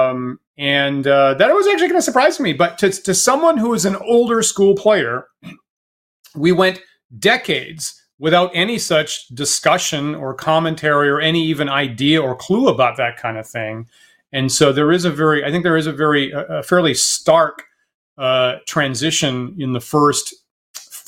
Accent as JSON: {"language": "English", "region": "Maine", "country": "United States", "tie": "born or raised there", "said": "I'm in Maine"}